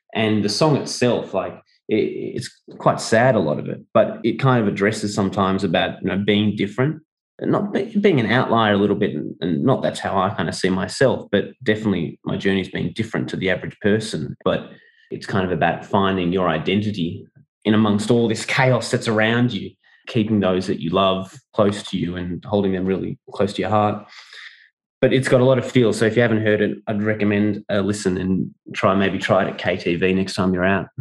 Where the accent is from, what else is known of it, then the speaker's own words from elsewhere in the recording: Melbourne, Victoria, Australia; 我 的 老 家 墨 尔 本